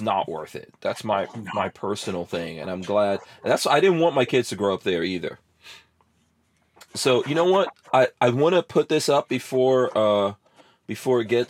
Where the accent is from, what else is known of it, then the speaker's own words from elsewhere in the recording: New York, United States; moved away as an adult; also born or lived in New Jersey; now in Florida, United States; I lived in and grew up in New York, but I moved from New Jersey in 2003